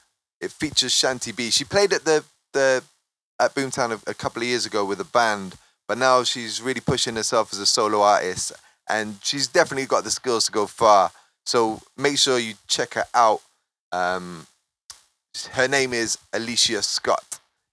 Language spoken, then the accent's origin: English; Cardiff, Wales, United Kingdom; also born or lived in London; now in Bristol, United Kingdom; I moved around a lot, especially when I was younger. I'm in Bristol now. Cardiff is my hometown. London's one of my hometowns.